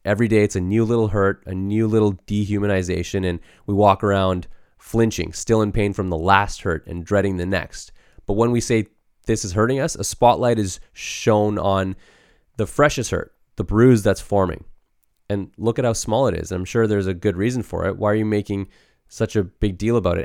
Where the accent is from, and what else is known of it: Canada; born or raised there